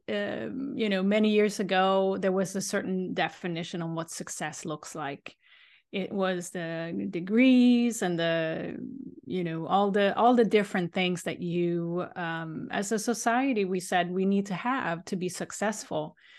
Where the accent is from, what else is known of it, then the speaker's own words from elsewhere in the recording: Sweden; now in Boston, United States; I grew up in Sweden